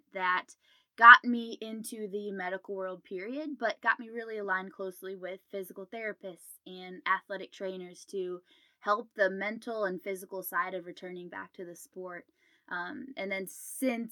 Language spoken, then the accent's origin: English; Canton, Ohio, United States; moved away as an adult; now in Columbus, United States; So I'm originally from Canton, Ohio, which is about 2 hours north of Columbus. So I'm currently in Columbus